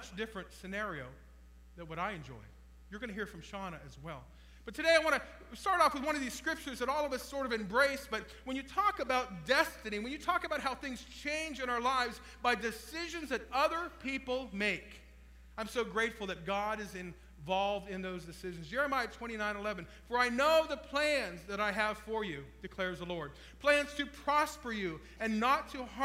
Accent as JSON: {"language": "English", "area": "Trumbull County", "region": "Ohio", "country": "United States", "tie": "born or raised there", "said": "I was raised in Trumbull County, Ohio"}